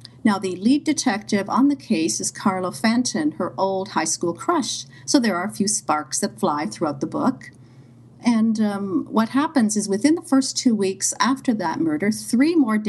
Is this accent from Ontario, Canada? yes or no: yes; Sudbury, Ontario, Canada; Sudbury, Ontario, a mid-sized community. It's about 250 miles north of Toronto. I grew up in Sudbury